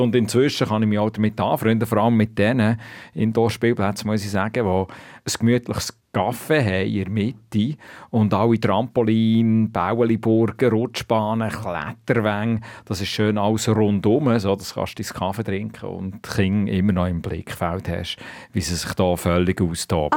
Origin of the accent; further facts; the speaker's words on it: Switzerland; moved away as an adult; now in China; bei uns in der Schweiz